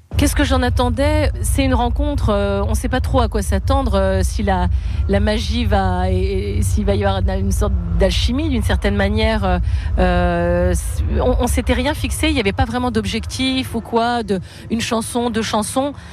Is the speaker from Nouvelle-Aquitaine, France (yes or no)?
no; Brittany, France; ma Bretagne, là où je suis née